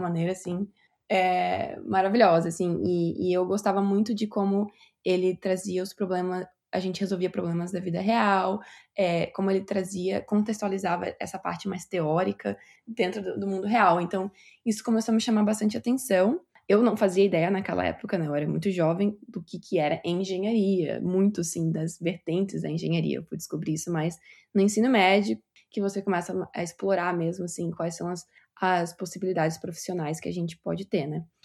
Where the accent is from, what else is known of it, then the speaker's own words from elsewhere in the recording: Itapema, Santa Catarina, Brazil; moved away as an adult; also born or lived in Pará, Brazil / Joinville, Brazil; now in Canada; Eu sou de Santa Catarina. Na verdade, eu nasci no Pará, no Brasil, mas eu cresci em Santa Catarina, em Itapema